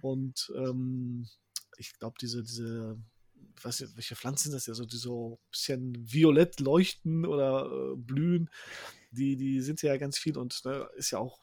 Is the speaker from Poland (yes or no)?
yes; Poland; now in Herne, Germany; wir sind ja aus Polen